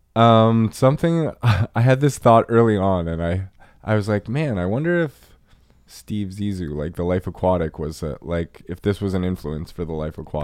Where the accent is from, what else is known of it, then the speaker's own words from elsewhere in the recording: Nova Scotia, Canada; Nova Scotia. I grew up, like, on a coast.